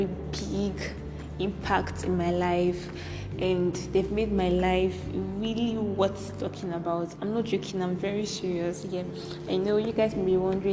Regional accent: Cross River, Nigeria; I'm from Cross River States. I'm a Nigerian.

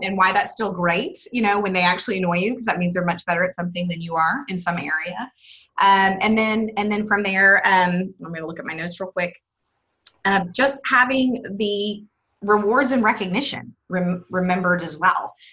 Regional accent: Wichita, Kansas, United States; moved away as an adult; now in Austin, United States; I'm originally from Wichita, Kansas

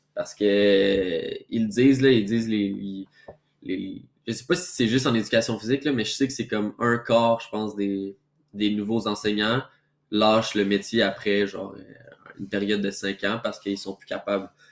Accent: Quebec City, Quebec, Canada; moved away as an adult; now in Montreal, Canada; je viens de Québec, premièrement. Donc, moi, je suis déménagé à Montréal

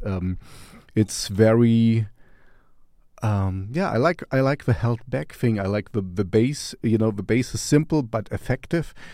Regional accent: Stockholm, Stockholm County, Sweden; we're from Stockholm, Sweden.

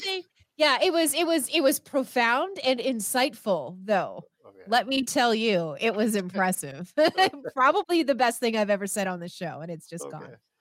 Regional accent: Canada; I am Canadian

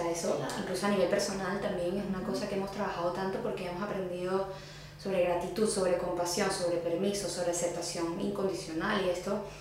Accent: Venezuela; ser venezolana y llegar a un lugar donde no te veas tan venezolana, como que será que soy suficientemente venezolana.

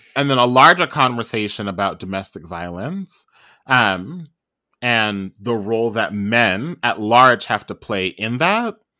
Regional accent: Trinidad & Tobago; I am also Trinidadian

